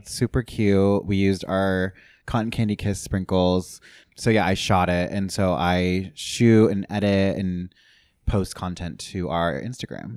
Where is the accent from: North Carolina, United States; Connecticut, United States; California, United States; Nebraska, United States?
California, United States; San Clemente; moved away as an adult; also born or lived in Los Angeles; I'm from Orange County originally, um, from San Clemente, Dana Point